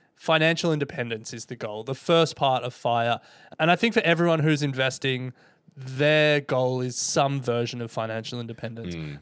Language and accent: English; Indonesia; now in Australia; I'm an immigrant from Indonesia